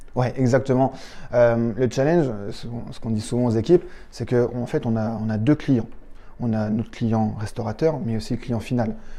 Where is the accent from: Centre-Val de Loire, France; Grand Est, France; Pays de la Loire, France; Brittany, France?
Centre-Val de Loire, France; Châteauroux; moved away; on vient de Châteauroux